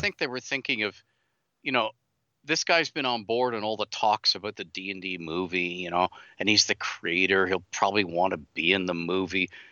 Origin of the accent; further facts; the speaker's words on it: Canada; I'm Canadian.